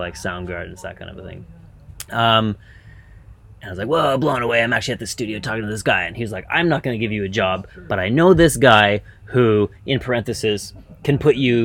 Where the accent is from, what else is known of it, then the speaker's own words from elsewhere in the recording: Ottawa, Ontario, Canada; moved away as an adult; also born or lived in Vancouver; I grew up in Ottawa, Canada